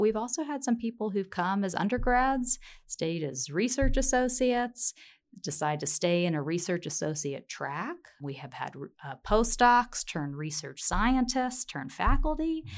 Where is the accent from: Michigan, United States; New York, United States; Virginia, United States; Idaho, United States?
Virginia, United States; now in Colorado, United States; I was born in Virginia, but Colorado is my home at heart